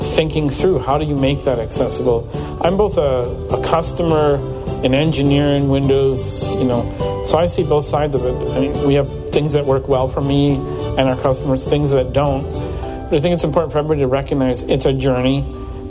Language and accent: English; Fond du Lac, Wisconsin, United States; my hometown's name, Fond du Lac